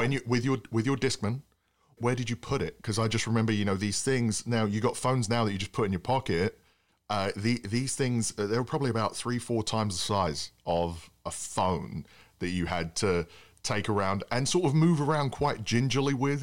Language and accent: English; England, United Kingdom; now in United States; being an Englishman